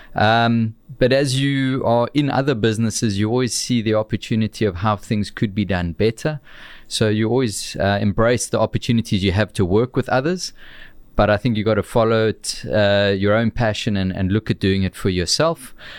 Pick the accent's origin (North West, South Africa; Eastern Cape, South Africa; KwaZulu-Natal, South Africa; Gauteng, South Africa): KwaZulu-Natal, South Africa; Amanzimtoti; also born or lived in Warner Beach / Winklespruit; my humble beginnings in the south coast of, of Durban, down at, uh, a town called the Mams and Toti